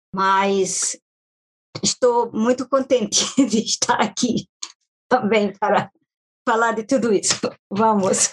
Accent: Baixada Maranhense, Maranhão, Brazil; moved away as an adult; now in United States; Eu sou do Maranhão, quente, muito quente. E além do mais, eu sou da Baixada do Maranhão.

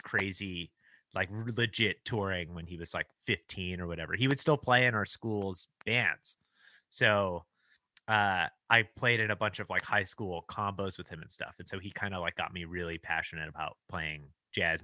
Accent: Los Angeles, California, United States; I grew up in Los Angeles, and I went to this this sort of arts high school called Crossroads, a small arts high school in Santa Monica

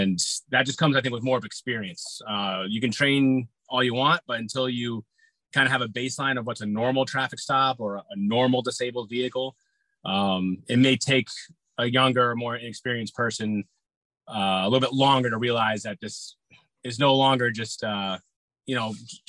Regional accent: Massachusetts, United States; moved away as an adult; now in Connecticut, United States; I was a police officer in my hometown first. I had to go through the academy for that. I was up in Mass.

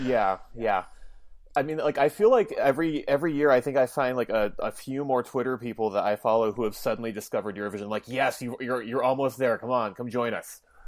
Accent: Minnesota, United States; I'm Minnesotan

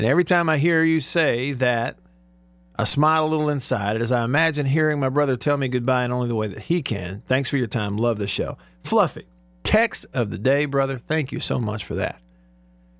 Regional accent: Alabama, United States; growing up in Alabama

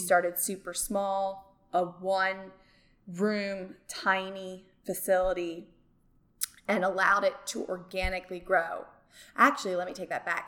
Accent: Medford Lakes, New Jersey, United States; moved away as an adult; also born or lived in South Carolina; now in Central Arkansas, United States; I grew up in Medford Lakes, New Jersey

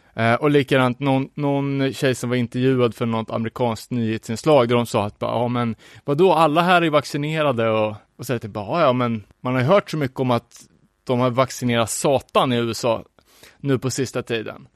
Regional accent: Sweden; som svensk

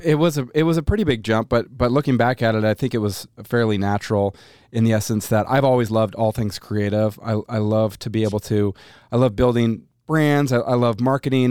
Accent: Boise, Idaho, United States; we uh, moved to Boise when I was two years old. I'm 42 now. So I, I've been here for 40 years here in Boise

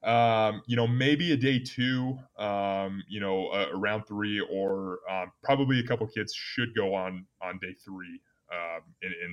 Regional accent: Omaha, Nebraska, United States; moved away as an adult; now in Wyoming, United States; I grew up in Nebraska

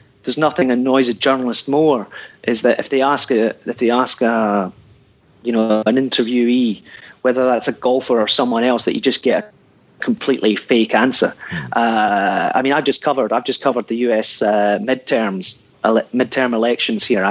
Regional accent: Ayrshire, Scotland, United Kingdom; moved away; I'm from Ayrshire originally

